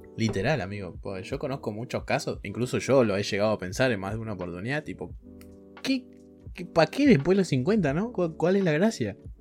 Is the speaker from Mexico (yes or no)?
no; Argentina; Fallé como argentino